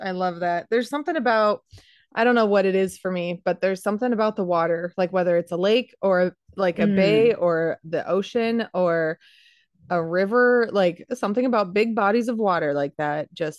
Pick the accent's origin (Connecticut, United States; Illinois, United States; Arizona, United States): Arizona, United States; You know, we grew up in Arizona where it was 100 degrees for 6